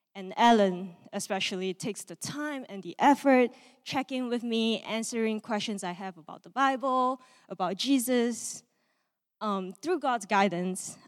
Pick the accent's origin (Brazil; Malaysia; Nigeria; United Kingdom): Malaysia; moved away; I am from Malaysia, and I grew up in a, um, non-religious home.